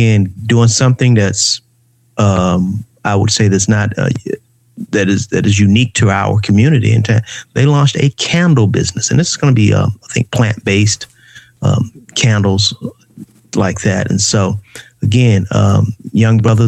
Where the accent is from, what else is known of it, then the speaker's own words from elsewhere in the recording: Atlanta, Georgia, United States; Went to Grove Park Elementary School